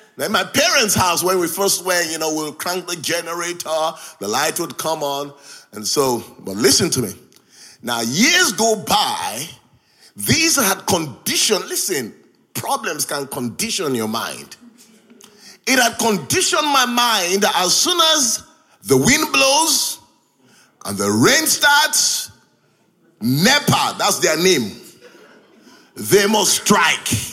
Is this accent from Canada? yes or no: no; Nigeria; moved away as an adult; now in Hull, United Kingdom; I grew up in Nigeria. I left Nigeria at the age of 24.